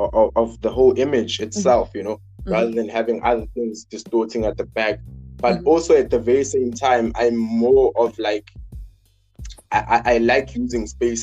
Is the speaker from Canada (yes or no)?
no; Cape Town, Western Cape, South Africa; I'm from Cape Town, right?